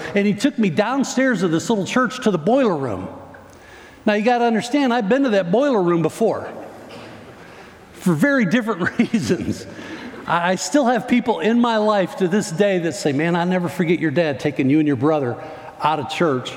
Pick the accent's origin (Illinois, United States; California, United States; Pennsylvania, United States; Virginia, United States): Illinois, United States; Northern; moved away; I grew up in Northern Illinois